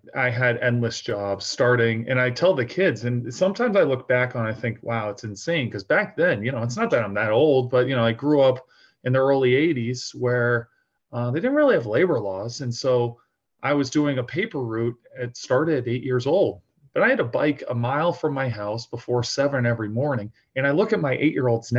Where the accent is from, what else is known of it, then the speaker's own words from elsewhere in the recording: outside of Boston, Massachusetts, United States; growing up outside of Boston, my father's from Ireland